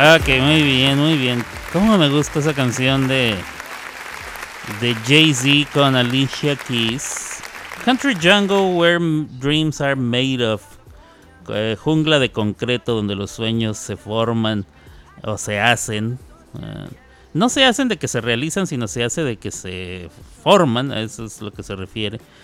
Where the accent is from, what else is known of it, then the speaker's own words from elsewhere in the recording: Ciudad Juárez, Chihuahua, Mexico; moved away; Ciudad Juárez, Chihuahua. Em, en donde yo crecí, después de los 10 años ahí